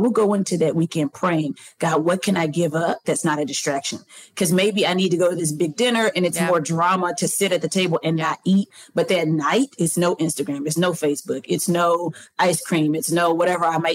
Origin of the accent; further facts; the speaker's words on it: the South, United States; I'm from the South.